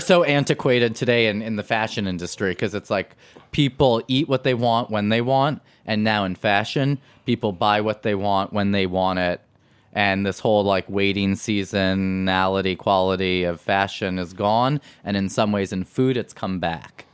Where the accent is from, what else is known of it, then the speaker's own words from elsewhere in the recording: New York City, New York, United States; growing up on Spring Street we had our our our, our shopping was Little Italy and was Chinatown